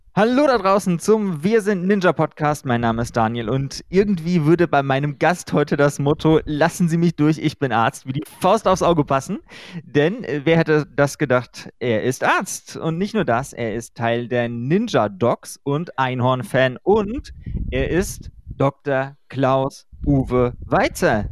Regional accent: Germany; bei uns in Deutschland

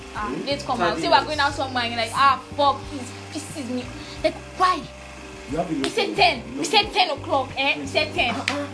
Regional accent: Ekiti, Nigeria; I'm from Ekiti State.

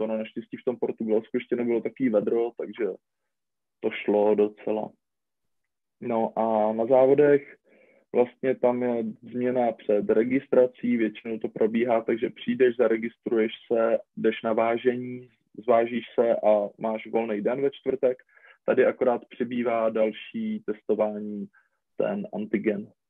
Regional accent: Czechia; jsme jako Češi

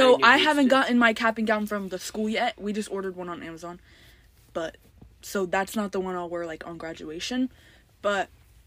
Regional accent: Florida, United States; Okay, so we're from Florida.

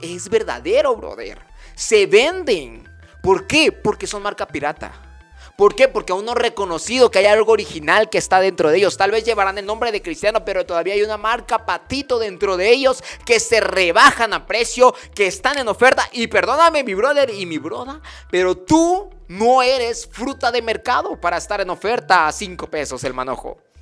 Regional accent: Chiapas, Mexico; aquí en Chiapas, y que soy chiapaneco de corazón, de verdad, me corre chipilín en las venas

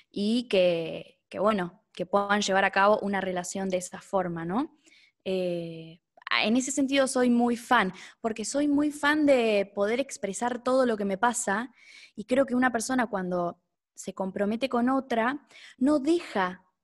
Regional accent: Neuquén, Argentina; also born or lived in Buenos Aires; Estoy acá en Neuquén, yo soy de Neuquén.

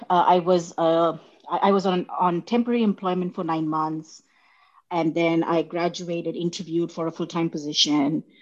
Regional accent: India; accent: Indian; English is a second language; now in United States; So when, when I moved from India, uh, I, I had a very neutral Indian accent.

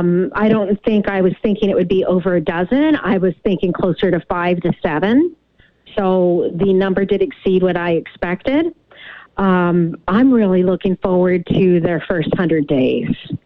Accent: United States; now in Victoria, Canada; I'm an American. I became a Canadian citizen 3 years ago, so I'm what many refer to as a dual citizen.

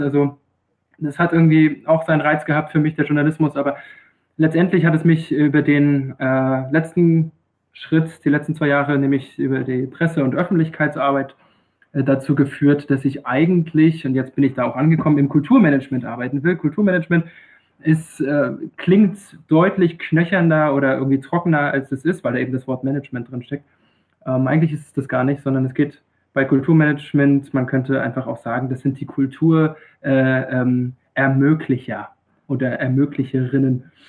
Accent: Rostock, Mecklenburg-Vorpommern, Germany; moved away as an adult; also born or lived in Greifswald / Freiburg im Breisgau; now in Freiburg, Germany; Ich bin ein gebürtiges Nordlicht, ähm, komme tatsächlich aus Greifswald. Das ist ähm, relativ nah bei Usedom, relativ nah bei Rügen, für die, die die Ecke da oben nicht ganz so gut kennen. Ähm, bin in Rostock groß geworden

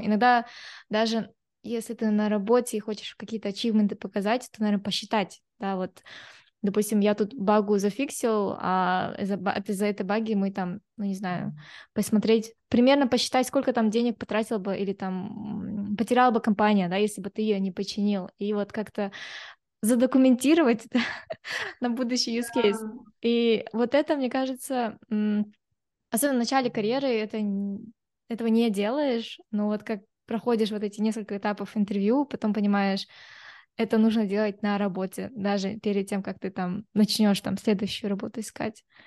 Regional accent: Kazakhstan; я вот как девушка из Казахстана, да, или там я казашка

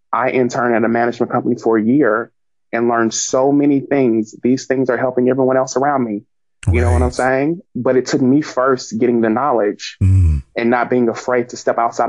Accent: Little Rock, Arkansas, United States; I mean, I come from Little Rock, Arkansas. This isn't there.

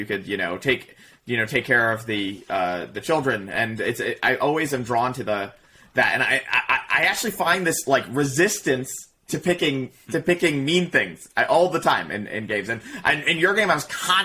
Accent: New Jersey, United States; We're from an inner city, like, inner city-ish school in Jersey

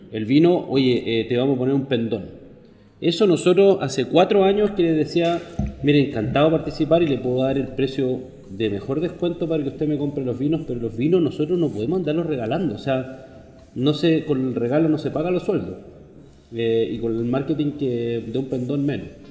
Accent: Chile; soy chileno

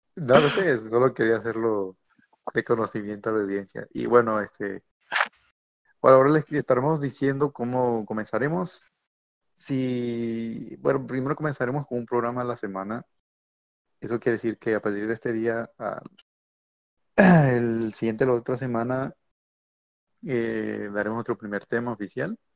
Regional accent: Mexico; soy de México, eh, actualmente estoy en el, estado de Monterrey

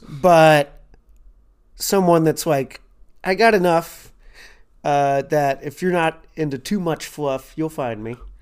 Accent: Louisville, Kentucky, United States; accent: southern twang; moved away as an adult; also born or lived in Chicago / Los Angeles; I'm from Louisville, Kentucky

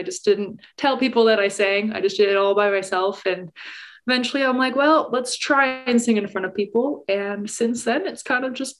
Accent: Calgary, Alberta, Canada; So I am a pop country singer-songwriter from Calgary, Alberta. I am born and raised in Calgary, and I have kind of been performing all throughout Alberta for the last like 5 or 6 years.

